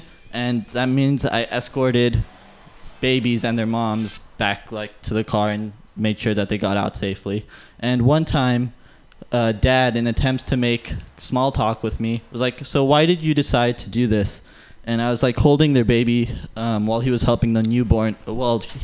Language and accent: English; San Jose, California, United States; born and raised in the Bay Area